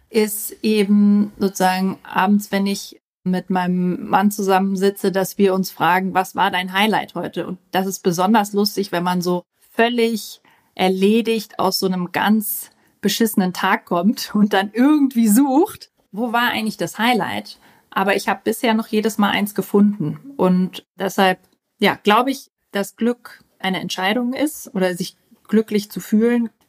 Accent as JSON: {"language": "German", "country": "Austria", "tie": "born or raised there", "said": "Ja, ich weiß, ich klinge wie Hannover, aber ich bin eigentlich Österreicherin und bin mit zwei ganz extremen österreichischen Dialekten aufgewachsen und habe mich dann irgendwie für Hochdeutsch entsc"}